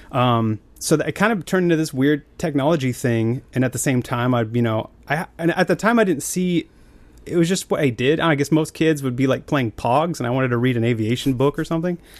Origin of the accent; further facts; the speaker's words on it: Billings, Montana, United States; I grew up in Montana in a, like an oil refinery kinda town called Billings